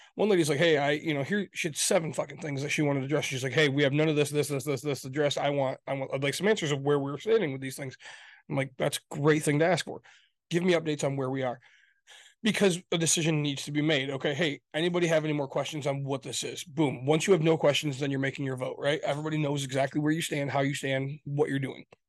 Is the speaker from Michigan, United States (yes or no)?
yes; Grand Rapids, Michigan, United States; I come from Grand Rapids, Michigan. That's where I come from